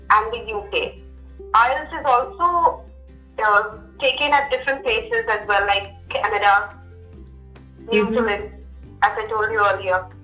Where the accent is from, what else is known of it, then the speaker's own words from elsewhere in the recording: Mumbai, Maharashtra, India; moved away as an adult; also born or lived in Punjab; now in Goa, India; because I am from Mumbai and I had good communication skills